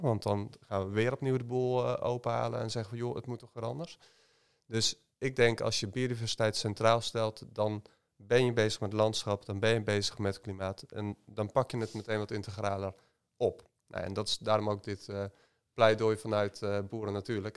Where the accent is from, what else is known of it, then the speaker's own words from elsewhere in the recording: North Brabant, Netherlands; ik ben ook opgegroeid in uh, landelijk gebied